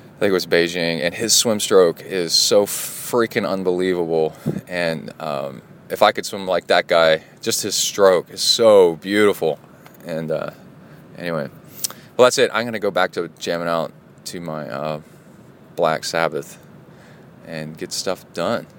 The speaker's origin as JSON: {"language": "English", "town": "Birmingham", "region": "Alabama", "country": "United States", "tie": "born or raised there", "also_born_or_lived": "Watts Bar Lake, Tennessee / Mexican border town", "moved": "yes", "said": "I grew up in Birmingham, Alabama"}